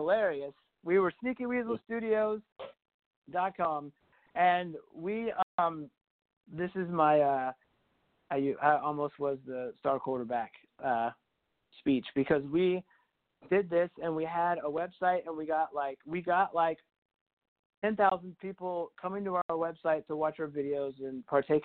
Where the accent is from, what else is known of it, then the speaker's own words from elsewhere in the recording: Huntsville, Alabama, United States; also born or lived in Athens, Alabama; I was born there, but I moved to Huntsville when I was 3. So technically, I just normally say I'm from Huntsville